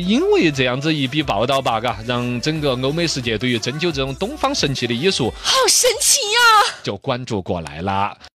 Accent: Chengdu, Sichuan, China; 这就说武功武术对于我们成都人来说还是有一番骄傲 有一份 的。

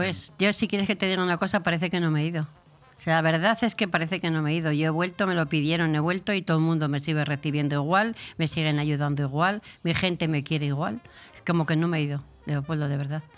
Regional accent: Burgos, Castile and León, Spain; also born or lived in Segovia / Bilbao; criada en Burgos

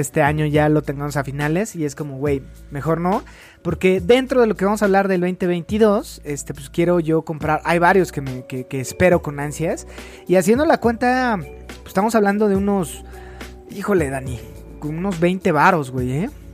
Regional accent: Mexico City, Mexico; soy del DF

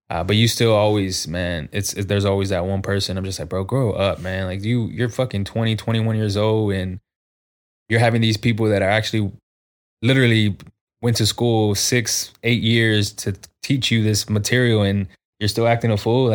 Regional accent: San Antonio, Texas, United States; I think just being on the South Side and fucking growing up on the South Side can kind of fuck you up sometimes, like, especially growing up.

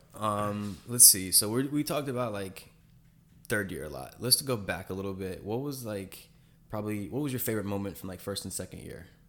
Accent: Charlotte, North Carolina, United States; moved away; my hometown in North Carolina, like, Charlotte

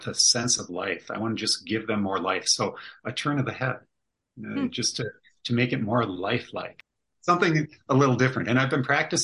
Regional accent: Minnesota, United States; we're from Minnesota

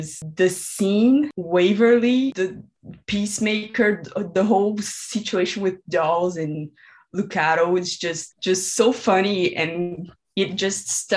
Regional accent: Brazil; I'm from Brazil

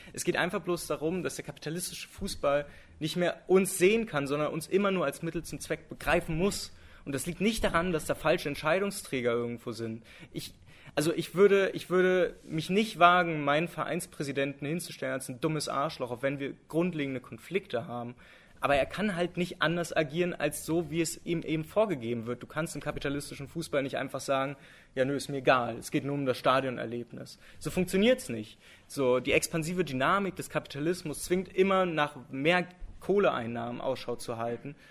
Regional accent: Berlin, Germany; ich als Berliner

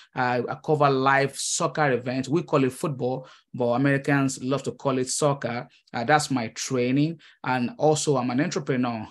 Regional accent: Nigeria; moved away as an adult; now in United States; I am a Nigerian immigrant. Uh, I came to the United States uh, early 2015

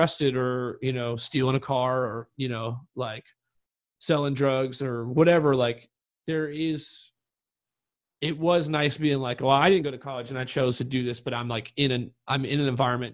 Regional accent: North Carolina, United States; growing up in North Carolina where shit was weird sometimes

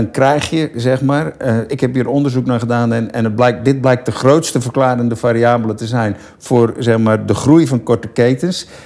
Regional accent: Land van Heusden en Altena, North Brabant, Netherlands; moved away as an adult; now in Rotterdam, Netherlands; Ik ben een boerenzoon. Dus, eh, Oh ja, van welke, welke regio? Noord-Brabant. Ik kom van Noord-Brabant, land van Neus en Altena.

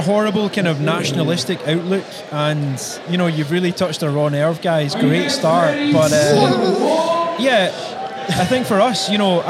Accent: Glasgow, Scotland, United Kingdom; I'm from a place called Glasgow in Scotland. So I have this kind of really rough accent that whenever I'm in America, mm-hmm. I have to slow down, accentuate.

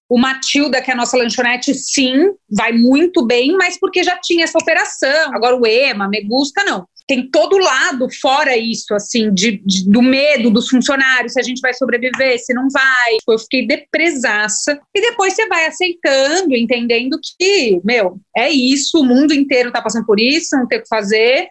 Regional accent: Ilhabela, São Paulo, Brazil; moved away as an adult; now in São Paulo, Brazil; nasci em São Paulo, mas morei a vida inteira na Ilha Bela

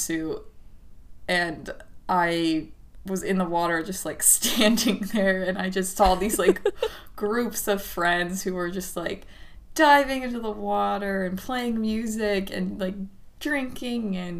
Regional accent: Southern California, United States; I'm from Southern California, so it was always really fucking hot

